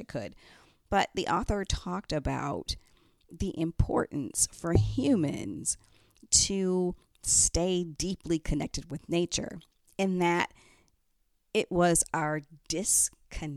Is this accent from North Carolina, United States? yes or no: no; Detroit, Michigan, United States; moved away; I'm originally from Detroit